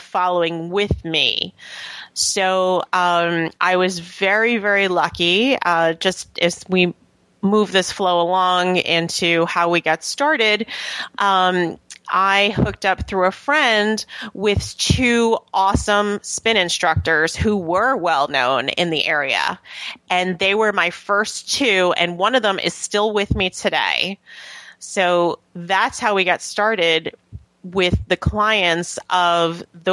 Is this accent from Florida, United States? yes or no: no; New York, United States; moved away as an adult; also born or lived in Atlanta / Edgewater, New Jersey; now in Haworth, United States; I'm originally from New York